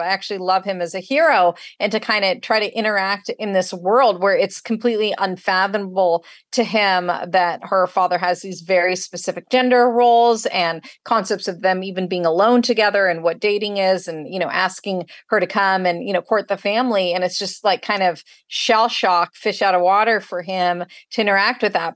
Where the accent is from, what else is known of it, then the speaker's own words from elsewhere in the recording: Northern California, United States; moved away as an adult; now in San Diego, United States; Northern California, where I'm actually from